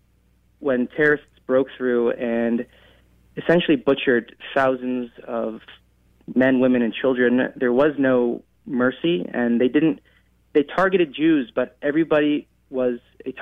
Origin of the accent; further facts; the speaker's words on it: Los Angeles, California, United States; moved away as an adult; also born or lived in Israel; now in Florida, United States; I'm from America, originally from the United States, from Los Angeles, born and raised